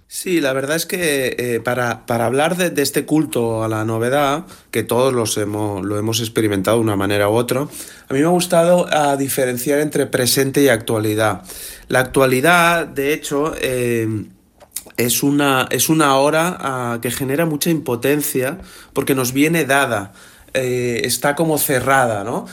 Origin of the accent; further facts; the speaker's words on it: Barcelona, Catalonia, Spain; nací en 1980 en Barcelona